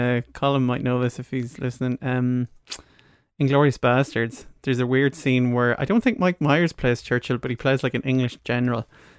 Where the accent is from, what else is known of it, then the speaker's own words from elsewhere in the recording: Ireland; we're Irish